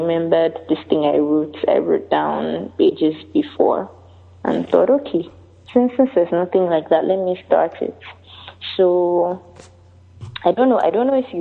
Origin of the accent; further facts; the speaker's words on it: Lagos, Nigeria; also born or lived in United Kingdom; I'm Nigerian and I'm in Lagos. I've lived here all my life.